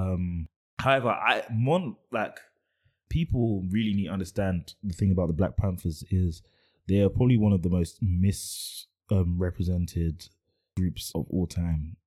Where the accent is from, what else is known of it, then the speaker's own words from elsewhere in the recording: United Kingdom; I'm British